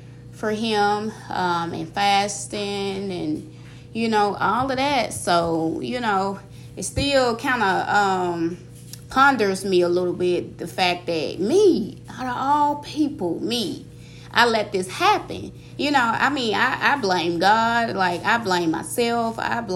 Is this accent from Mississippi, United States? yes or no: yes; Mississippi, United States; moved away as an adult; also born or lived in Georgia; I'm originally born and raised in Mississippi, and I spent the last, 3 years in Georgia.